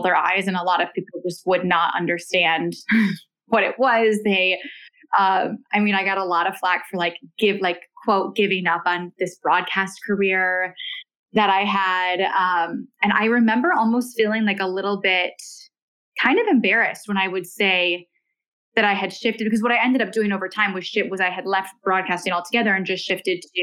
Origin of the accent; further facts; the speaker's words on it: Michigan, United States; moved away as an adult; also born or lived in California; now in Los Angeles, United States; I did all of, you know, my schooling in Michigan, and I was raised in Michigan with my mom and my siblings